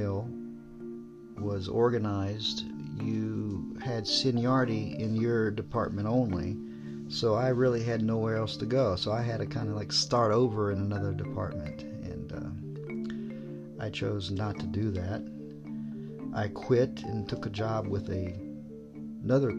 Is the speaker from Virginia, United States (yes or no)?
yes; Virginia, United States; moved away as an adult; now in Japan; I'm from Virginia.